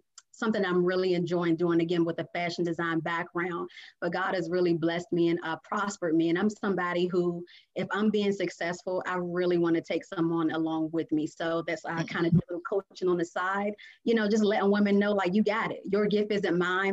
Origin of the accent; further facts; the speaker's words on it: Washington, District of Columbia, United States; moved away as an adult; now in Portsmouth, United States; I'm originally from Washington, D.C.